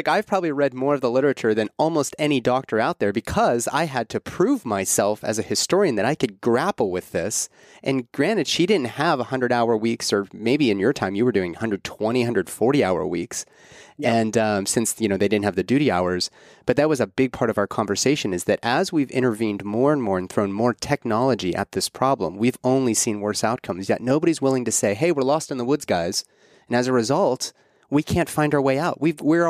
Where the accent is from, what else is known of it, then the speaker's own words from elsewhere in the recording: Pittsburgh, Pennsylvania, United States; I'm from Pittsburgh. And so we grew up with all.